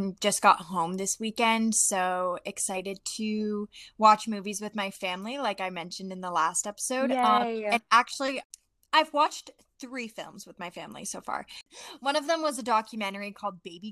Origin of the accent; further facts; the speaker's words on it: Maine, United States; I'm from Maine